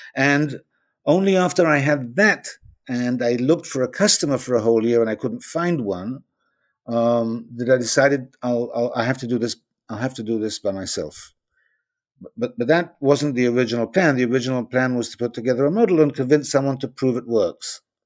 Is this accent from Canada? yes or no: no; Israel; I'm from Israel